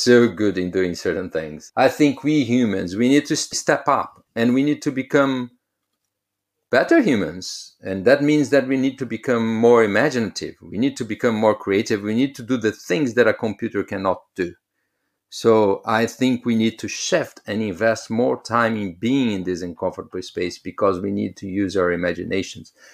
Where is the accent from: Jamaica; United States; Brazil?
Brazil; São Paulo; moved away; I come from Brazil, so I used to live in São Paulo